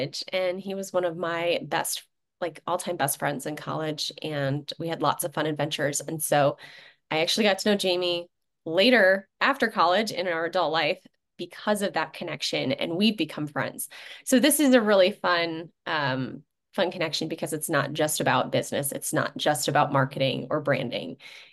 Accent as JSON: {"language": "English", "area": "Chicago suburbs", "region": "Illinois", "country": "United States", "said": "I was from the Chicago suburbs"}